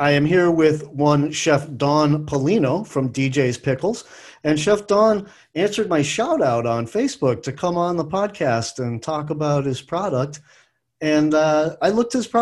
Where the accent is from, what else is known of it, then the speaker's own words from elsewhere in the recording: Boston, Massachusetts, United States; accent: Boston; moved away; I'm from Boston, too. I grew up in and around Boston